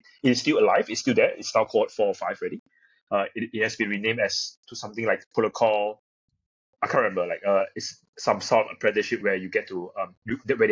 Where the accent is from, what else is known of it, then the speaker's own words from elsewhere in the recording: Malaysia; I'm from Malaysia.